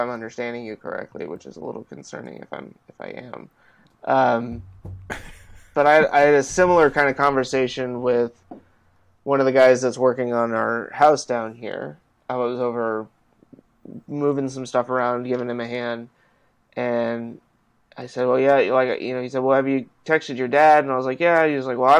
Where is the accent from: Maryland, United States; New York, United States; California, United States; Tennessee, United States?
California, United States; moved away; Growing up in California